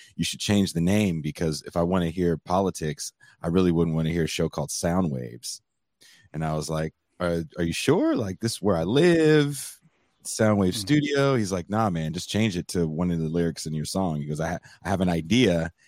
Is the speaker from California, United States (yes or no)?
yes; East Bay, Bay Area, California, United States; growing up in the Bay Area, you're you're kind of immersed in a certain, especially where I'm from uh, in the East Bay.